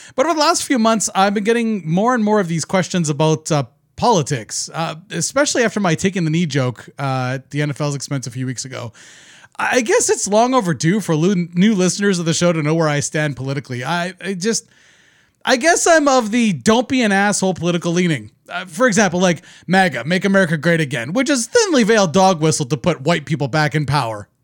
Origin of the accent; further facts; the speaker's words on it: Canada; I'm not American. I'm Canadian.